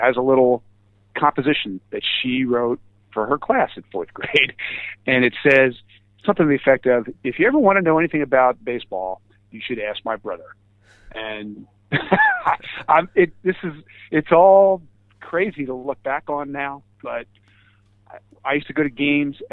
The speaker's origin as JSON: {"language": "English", "town": "Philadelphia", "region": "Pennsylvania", "country": "United States", "said": "I'm a Philadelphian"}